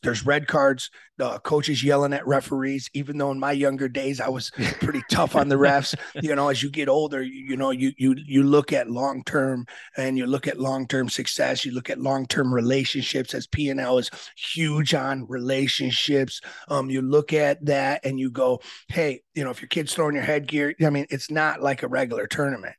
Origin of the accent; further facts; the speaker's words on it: Aurora, Illinois, United States; I was born in Aurora, Illinois